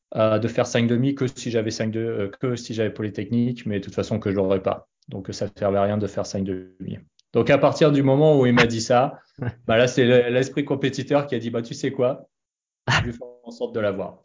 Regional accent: Annecy, Auvergne-Rhône-Alpes, France; moved away as an adult; also born or lived in Boston, United States; j'ai grandi à Annecy. Alors, je suis pas né à Annecy, mais j'ai grandi à Annecy

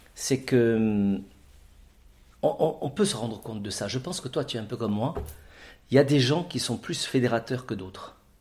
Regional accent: Orange, Provence-Alpes-Côte d'Azur, France; moved away as an adult; also born or lived in Avignon; now in Ajaccio, France; Je suis né sur le continent. Je suis né à Orange. Et hum, très vite, je, J'étais au lycée de l'Arc à Orange

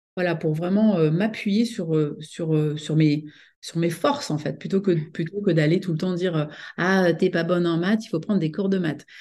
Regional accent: France; moved away as an adult; also born or lived in United States; je suis donc franco-américaine, donc je suis née en France, mais j'ai longtemps vécu aux États-Unis

